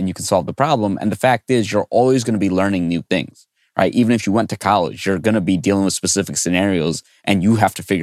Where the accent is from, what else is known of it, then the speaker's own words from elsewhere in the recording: New York City, New York, United States; I grew up in New York City